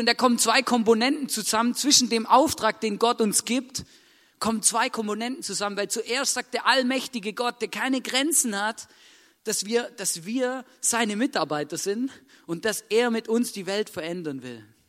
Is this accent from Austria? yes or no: yes; Vorarlberg, Austria; Vorarlberg geboren werden